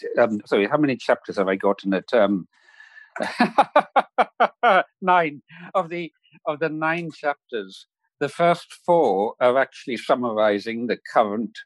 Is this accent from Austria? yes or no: no; Isle of Lewis, Scottish Outer Hebrides, Scotland, United Kingdom; the island where I was raised in the Scottish Outer Hebrides